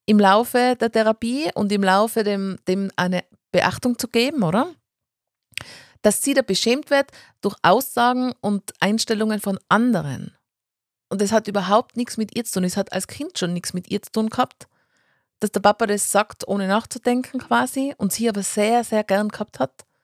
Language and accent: German; Tyrol, Austria; Aber ich glaube, also man ist jetzt als Tiroler, glaube ich, in Wien auch nicht immer ganz hundertprozentig beliebt.